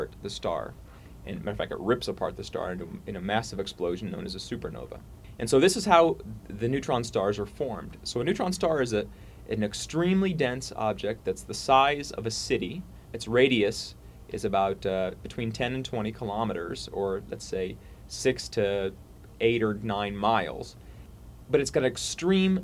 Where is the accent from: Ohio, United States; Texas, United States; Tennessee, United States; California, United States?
Ohio, United States; also born or lived in Montreal, Canada; now in Charlottesville, United States; Originally I'm from Ohio